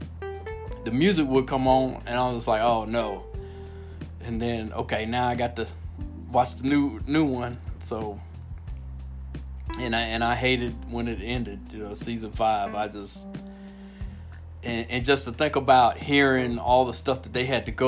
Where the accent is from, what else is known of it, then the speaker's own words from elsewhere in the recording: Miami, Florida, United States; moved away; I grew up in Miami, Al, and it was a single mom and food stamps, government cheese